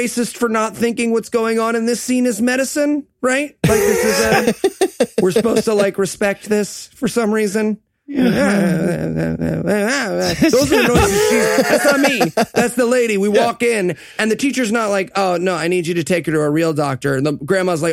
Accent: Binghamton, New York, United States; growing up in Binghamton

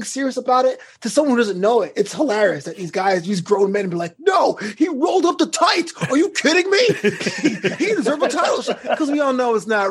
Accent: New York, United States; moved away as an adult; now in Los Angeles, United States; I'm from New York too

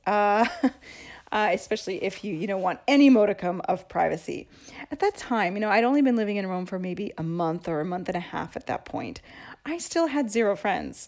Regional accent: Seattle, Washington, United States; moved away as an adult; now in Rome, Italy; I grew up in Seattle

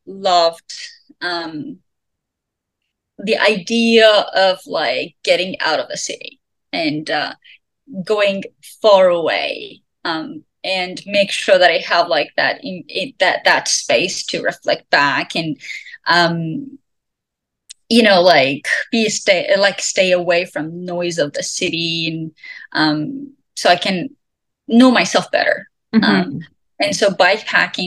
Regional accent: Iran; moved away as an adult; also born or lived in Turkey; now in Canada; I'm from Iran

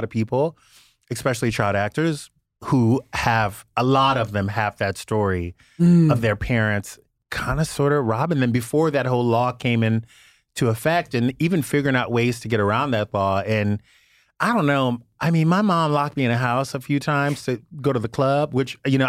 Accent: the South, United States; now in Los Angeles, United States; So growing up in the South, like when a heat wave hits L.A. and everyone like, it's 94 record temps.

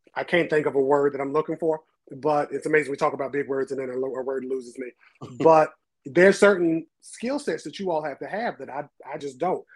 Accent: New Bern, North Carolina, United States; So, um, New Bern to be specific

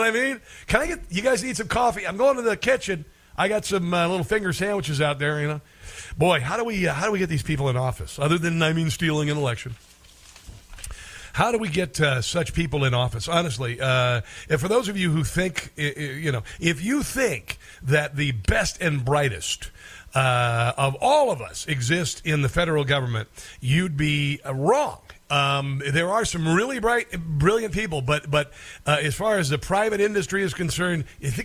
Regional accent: Tornado Alley, United States; I'm from Tornado Alley

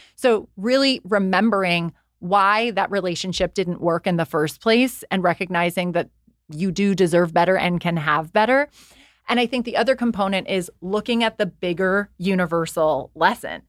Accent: Ireland; I also was raised by Irish Catholic parents. I'm from Ireland

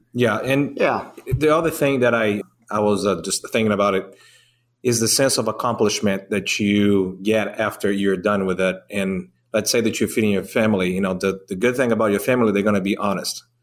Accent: Brazil; now in Georgia, United States; I'm from Brazil.

